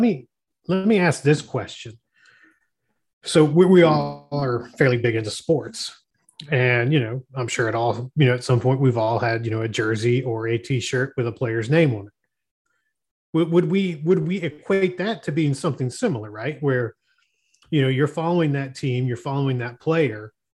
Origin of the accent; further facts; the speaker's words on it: Florida, United States; I grew up in Florida